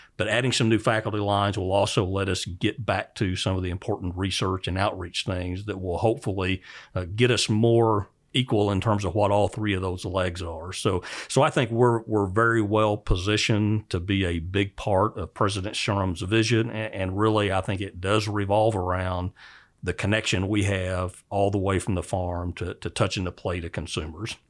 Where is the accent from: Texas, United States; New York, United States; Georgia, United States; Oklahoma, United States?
Oklahoma, United States; moved away; I grew up in Oklahoma